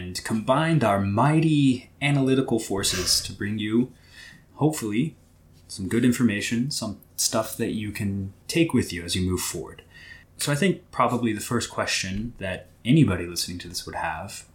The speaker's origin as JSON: {"language": "English", "region": "Southwest Missouri", "country": "United States", "tie": "born or raised there", "said": "I was born and raised in Southwest Missouri"}